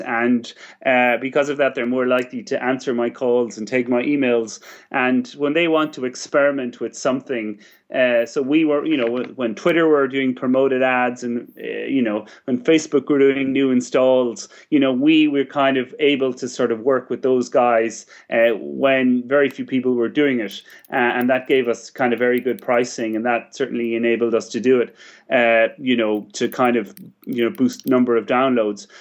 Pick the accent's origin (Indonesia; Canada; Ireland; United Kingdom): Ireland